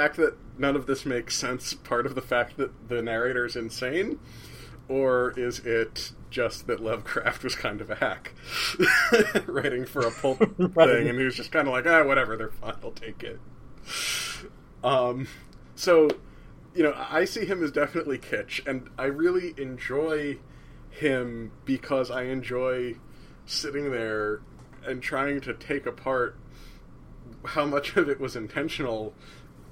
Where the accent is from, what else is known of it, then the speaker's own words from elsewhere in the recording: New Jersey, United States; I'm from New Jersey